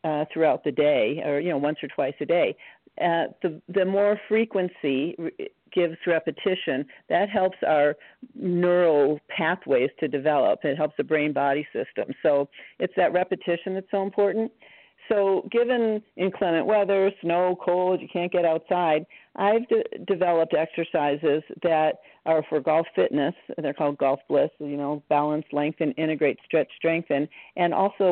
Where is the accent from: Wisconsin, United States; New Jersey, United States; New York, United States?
Wisconsin, United States; I grew up in Wisconsin